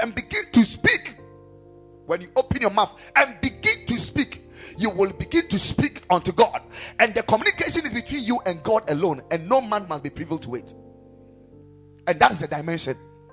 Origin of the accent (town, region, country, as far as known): Ghana